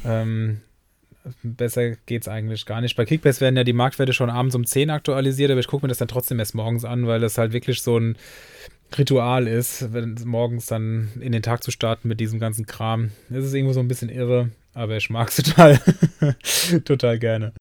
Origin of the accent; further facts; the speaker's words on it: Germany; Mainz, also ich komme ja hier aus der Nähe